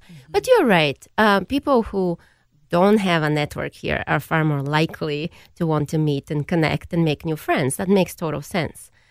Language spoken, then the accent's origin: English; Bulgaria; now in United States; I grew up in Bulgaria